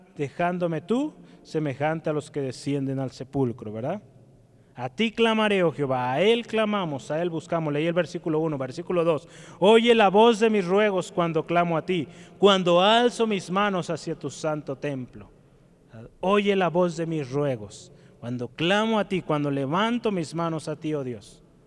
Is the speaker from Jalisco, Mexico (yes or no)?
yes; Guadalajara, Jalisco, Mexico; Como tapatíos, ¿verdad? que amamos nuestro Jalisco, nuestro Guadalajara